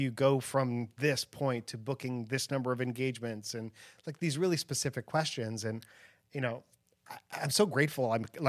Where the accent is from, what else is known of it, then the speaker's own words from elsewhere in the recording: Chicago, Illinois, United States; So, and then after Rapid City, I went to Chicago, my hometown, which is where I grew up.